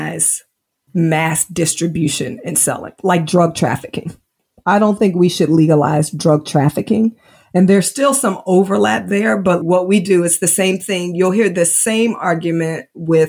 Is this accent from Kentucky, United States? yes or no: no; Indianapolis, Indiana, United States; now in Georgia, United States; Grew up in Indiana, which is very conservative